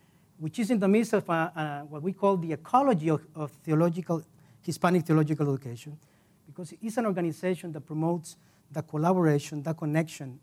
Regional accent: Costa Rica; moved away as an adult; now in United States; I am originally from Costa Rica. 17 years ago, I came here

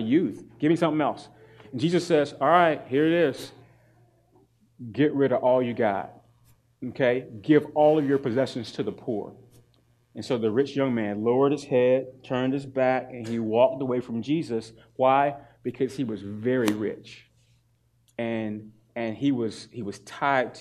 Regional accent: North Carolina, United States; I'm from North Carolina.

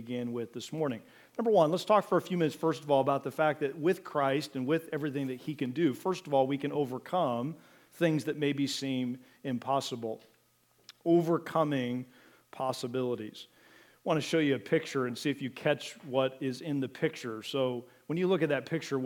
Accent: Mansfield, Ohio, United States; now in Wooster, United States; I was born here in Worcester, but grew up over in Richland County, Mansfield area, Butler, Belleville area.

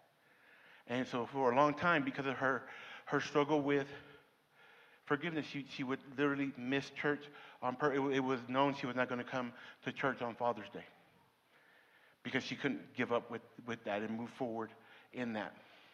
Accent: Denver City, Texas, United States; I grew up here in Denver City.

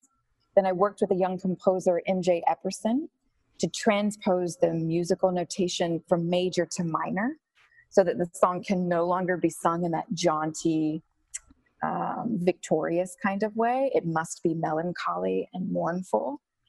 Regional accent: Alabama, United States; growing up in Alabama

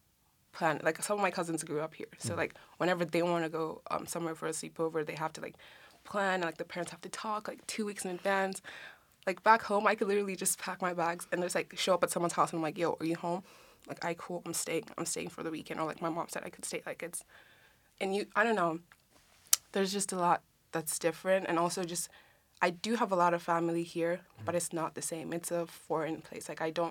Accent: Kenya; Or like, there's no such thing as a Kenyan accent, so to speak, because we have 44 tribes, 43.

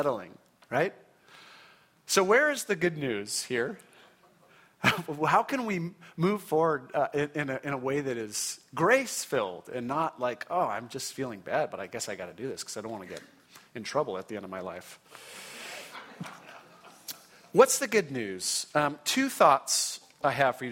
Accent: Orange County, California, United States; I grew up in Orange County in a wonderful Christian home

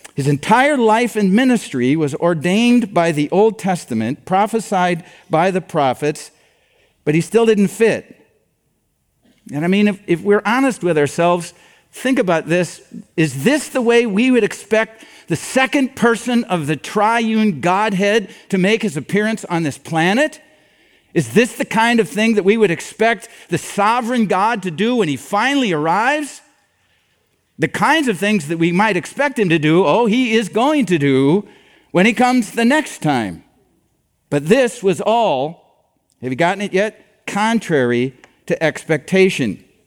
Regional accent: Iowa, United States; I'm from Iowa

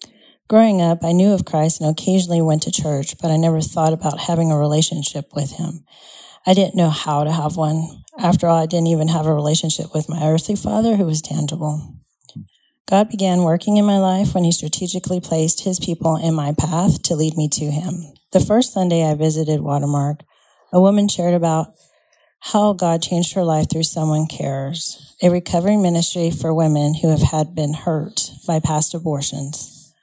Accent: El Paso, Texas, United States; For the most part, I grew up in El Paso. This is where my dad was stationed for the last time as he retired from the Army.

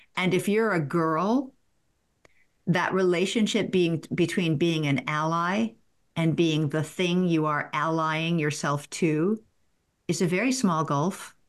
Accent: the South, United States; I'm from the South

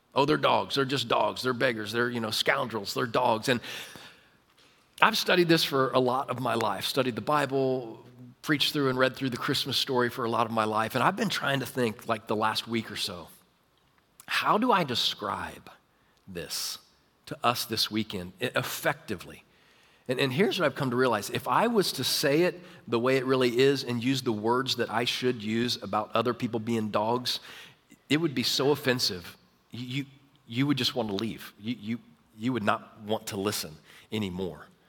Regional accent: Overland Park, Kansas, United States; I grew up in Kansas. Uh, I grew up in Kansas City, uh, Overland Park, Olathe area

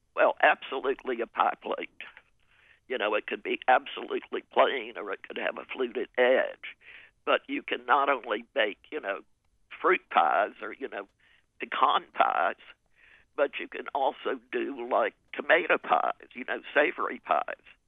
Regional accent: Raleigh, North Carolina, United States; moved away as an adult; also born or lived in New York City; I grew up in Raleigh, and my mother was a good cook

